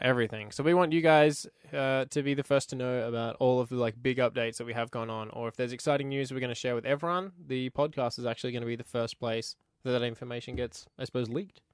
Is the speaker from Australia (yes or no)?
yes; Queensland, Australia; moved away as an adult; now in Canada; I'm actually from Queensland, Australia